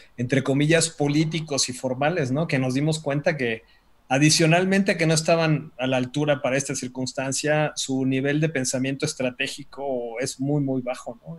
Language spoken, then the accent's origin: Spanish; Mexico; como mexicanos